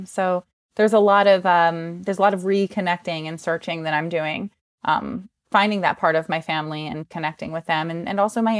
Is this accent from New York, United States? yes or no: no; New Jersey, United States; I grew up in New Jersey, if you can't tell from the terrible accent.